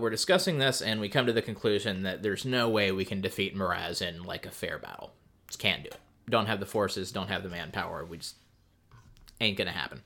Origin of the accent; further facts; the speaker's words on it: United States; as an American